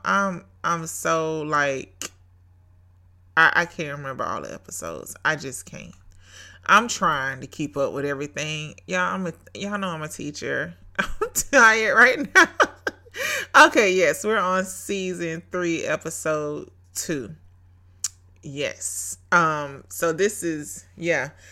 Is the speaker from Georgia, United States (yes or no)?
yes; Brunswick, Georgia, United States; Brunswick, Georgia is my hometown